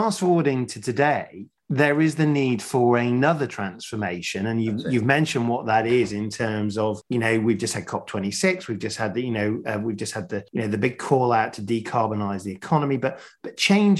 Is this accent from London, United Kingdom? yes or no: no; Sheffield, Yorkshire and the Humber, United Kingdom; I grew up in Sheffield